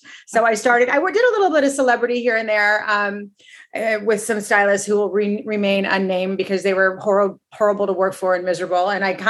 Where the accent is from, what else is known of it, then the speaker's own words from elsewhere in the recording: Montecito, California, United States; I grew up in Montecito in Santa Barbara, California. And I went to USC for college, University of Southern California